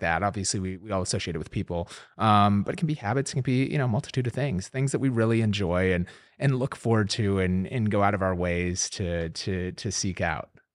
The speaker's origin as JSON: {"language": "English", "town": "Minneapolis", "region": "Minnesota", "country": "United States", "tie": "born or raised there", "moved": "yes", "said": "growing up in Minneapolis"}